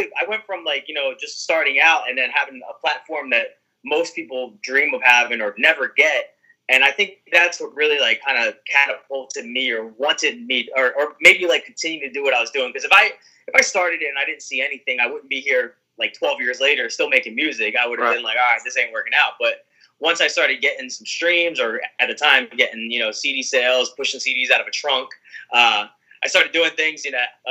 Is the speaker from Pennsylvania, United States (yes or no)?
yes; Philadelphia, Pennsylvania, United States; I'm from Philly